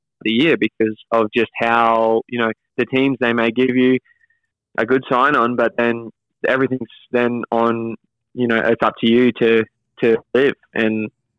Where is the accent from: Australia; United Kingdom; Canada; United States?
Australia; it's easy to live in Australia as an Australian, but to go out of your own country and go to Europe, it's hard to live and expensive.